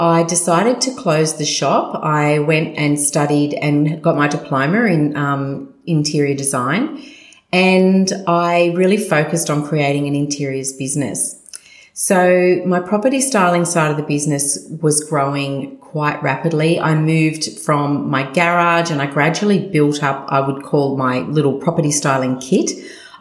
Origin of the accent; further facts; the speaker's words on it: Sydney, New South Wales, Australia; I was born and raised in Sutherland Shire, the good old Shire, with my three sisters